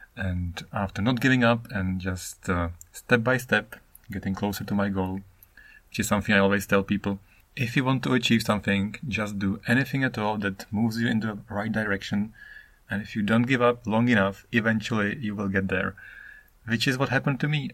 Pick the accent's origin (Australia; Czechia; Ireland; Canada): Czechia; English is a second language; moved away as an adult; now in Japan; I am Czech. I am from the Czech Republic, which is now called Czechia